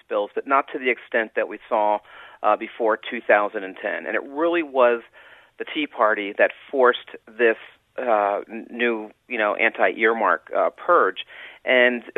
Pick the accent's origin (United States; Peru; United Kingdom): United States; Philadelphia, Pennsylvania; moved away; also born or lived in Washington, D.C.; I came originally from Philadelphia